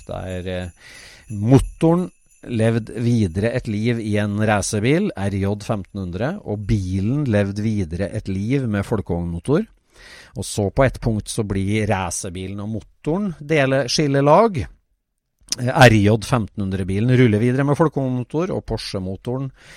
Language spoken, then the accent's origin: Norwegian; Trøndelag, Norway; Jeg er jo trønder